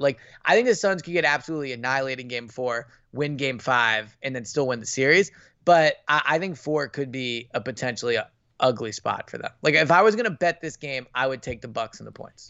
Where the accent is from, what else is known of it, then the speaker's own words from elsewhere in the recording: Philadelphia, Pennsylvania, United States; I grew up in Philadelphia, like, I grew up loving Philadelphia sports